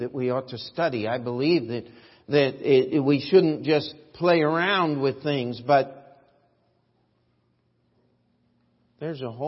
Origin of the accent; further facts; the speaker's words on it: United States; as an American